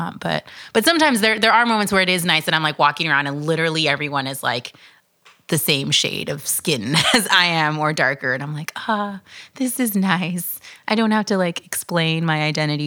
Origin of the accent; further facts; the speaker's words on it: Dominican Republic; moved away; República Dominicana